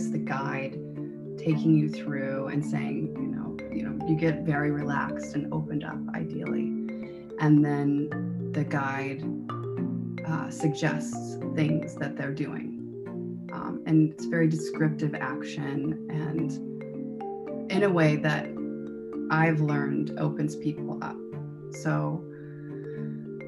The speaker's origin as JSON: {"language": "English", "region": "Midwest", "country": "United States", "tie": "born or raised there", "said": "I grew up in the Midwest."}